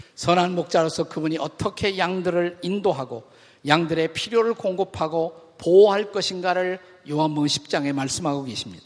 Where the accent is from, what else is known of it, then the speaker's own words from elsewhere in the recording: South Korea; 우리 한국인 그리스도인들이